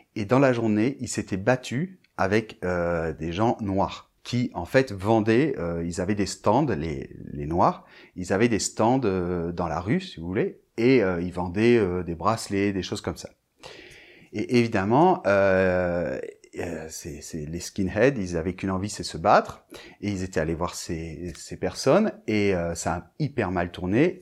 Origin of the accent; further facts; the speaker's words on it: Bordeaux, Nouvelle-Aquitaine, France; je vivais bien sûr en France et je vivais à Bordeaux puisque moi, je suis de Bordeaux